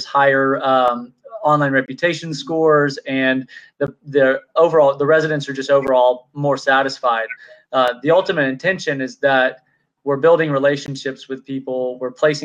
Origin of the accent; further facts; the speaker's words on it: Texarkana, United States; I grew up in Texarkana